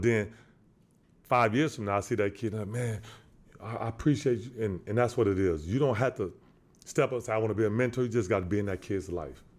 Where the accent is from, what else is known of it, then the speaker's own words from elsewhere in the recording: San Antonio, Texas, United States; I'm from San Antonio, Texas.